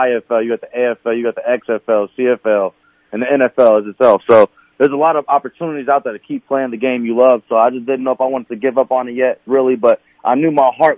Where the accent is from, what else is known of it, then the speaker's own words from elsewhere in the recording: St. Louis, Missouri, United States; I'm from St. Louis, Missouri